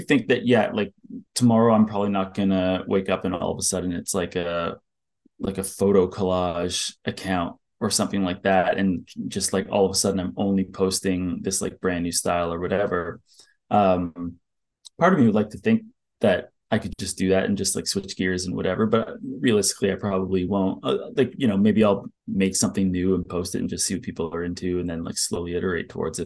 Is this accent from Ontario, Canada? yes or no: yes; Ottawa, Ontario, Canada; now in Toronto, Canada; I'm from Ottawa